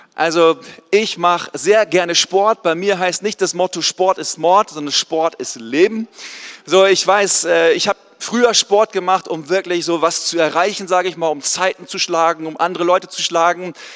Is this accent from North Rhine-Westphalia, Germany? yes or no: no; East Frisia, Lower Saxony, Germany; moved away; also born or lived in Swabia / Canada; Ich komme eigentlich aus Ostfriesland, da ganz oben an der Nordseeküste, wo es keine Berge gibt